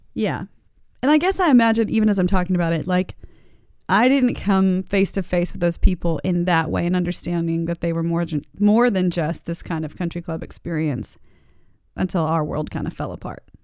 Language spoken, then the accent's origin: English; Daytona Beach, Florida, United States; also born or lived in Texas / Dade City, Florida; ended up in Daytona Beach